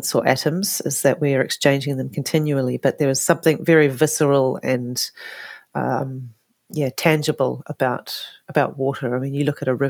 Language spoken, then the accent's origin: English; Whakatane, Bay of Plenty, New Zealand; also born or lived in Canada; I was born in Whakatane, New Zealand, and spent most, all of my younger life in New Zealand